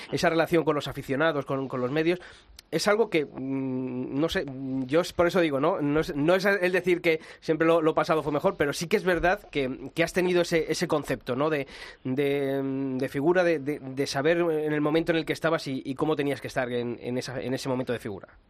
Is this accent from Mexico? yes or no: no; Madrid, Community of Madrid, Spain; los que somos de Madrid, los que nos hemos criado siendo aficionados en, la Plaza de Toros de las Ventas